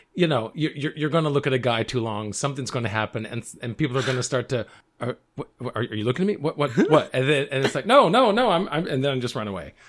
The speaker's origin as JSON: {"language": "English", "region": "the South", "country": "United States", "tie": "born or raised there", "said": "I grew up in the South"}